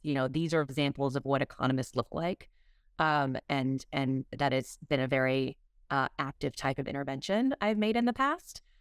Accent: Massachusetts, United States; now in Texas, United States; grew up in Massachusetts and have slowly been moving farther south

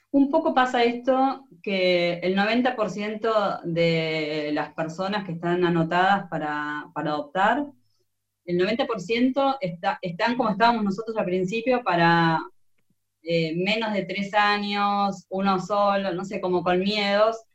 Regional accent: Argentina; los solidarios que, somos los argentinos, es impresionante

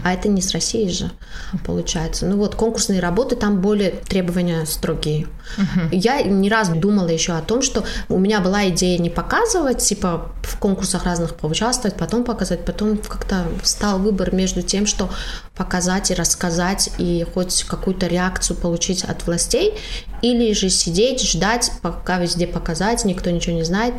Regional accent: Tajikistan; я из Таджикистана

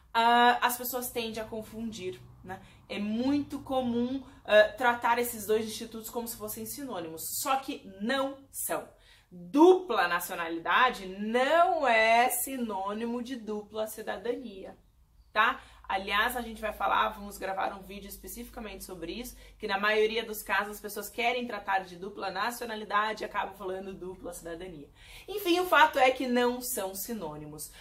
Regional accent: Brazil

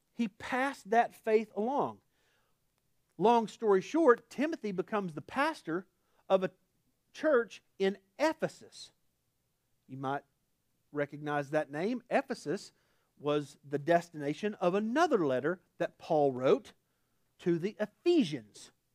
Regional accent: Oklahoma, United States; accent: Oklahoma; my Oklahoma accent

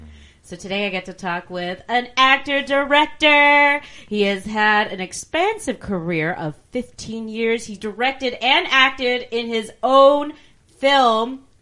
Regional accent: United States; also born or lived in China; now in Los Angeles, United States; I'm so American.

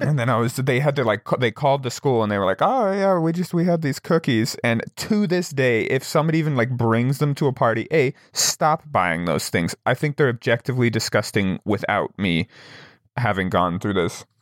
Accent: Wyoming, United States; I'm from Wyoming

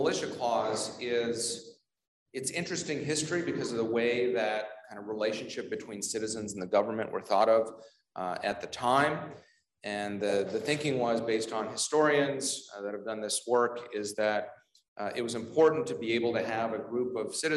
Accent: Ontario, Canada; moved away as an adult; now in Washington, D.C. area, United States; I grew up in Ontario, but then I've been in the DC area for 17 years now, which is longer than I lived in Canada

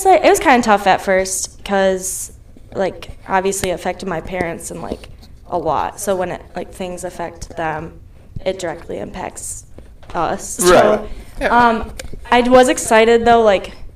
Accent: Spring Lake, Michigan, United States; I grew up in Spring Lake, so it's pretty close to Holland. It's like 35 minutes north

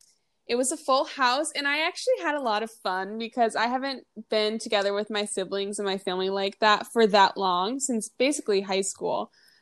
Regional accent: Minnesota, United States; I'm from Minnesota, so I flew back home and I was welcomed by a lot of snow.

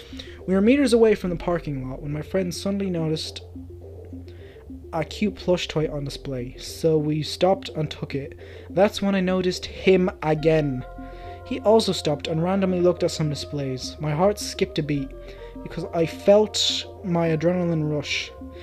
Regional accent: Orlando, Florida, United States; I grew up in Orlando, Florida, and my dad was an alcoholic and a pedophile.

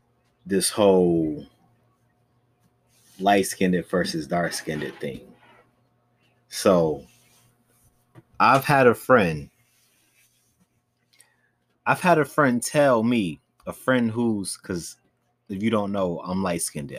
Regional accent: United States; this is where I was born. This is what I am. Like, why can't I just be full-blown just American?

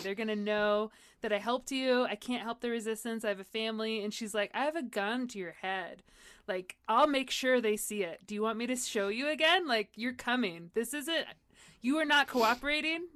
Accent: San Diego, California, United States; I grew up in San Diego

